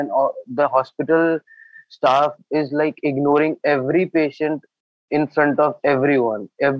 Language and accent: English; New Delhi, Delhi, India; my hometown is New Delhi.